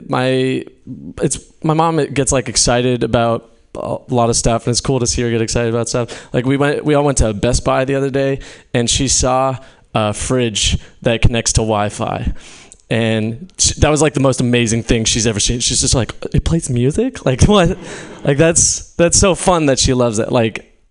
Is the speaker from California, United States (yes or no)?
yes; Fairfield, California, United States; moved away; being back in my hometown has been interesting. I'm from Fairfield.